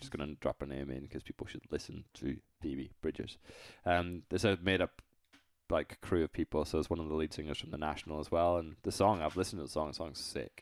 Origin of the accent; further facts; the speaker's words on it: United Kingdom; I'm British